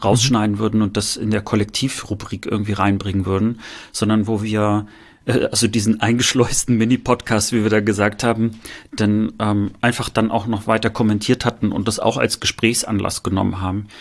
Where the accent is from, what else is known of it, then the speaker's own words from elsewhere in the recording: northern East Germany, Germany; wenn ich sage, ich komme aus dem Norden, wird gesagt, nee, du kommst nicht aus dem Norden, du kommst ja aus dem Osten